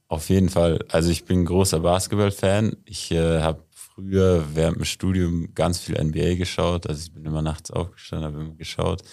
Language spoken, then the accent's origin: German; Murnau, Bavaria, Germany; bin ja in Murnau aufgewachsen